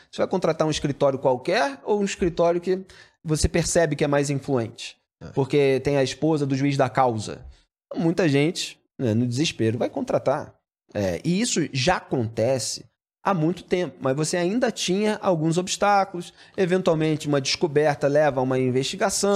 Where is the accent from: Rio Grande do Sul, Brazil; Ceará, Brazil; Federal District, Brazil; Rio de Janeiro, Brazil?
Rio de Janeiro, Brazil; eu sou carioca, amante do samba mesmo